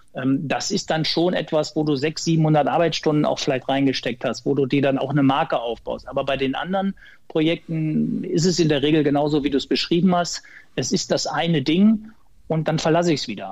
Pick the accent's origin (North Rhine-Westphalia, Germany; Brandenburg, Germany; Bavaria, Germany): North Rhine-Westphalia, Germany; Ottfingen; gebürtiger Sauerländer aus Ottfingen im Sauerland, kleines Dorf